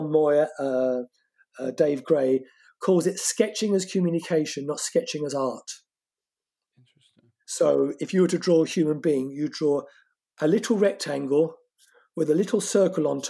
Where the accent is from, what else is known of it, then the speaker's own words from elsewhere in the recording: Corsica, France; first language French; English is a second language; moved away; my home country, Corsica, a French colony.